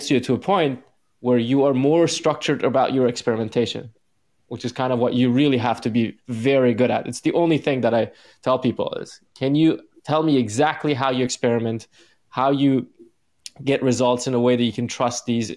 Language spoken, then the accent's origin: English; Iran; moved away; because I'm like from the East, I'm from Iran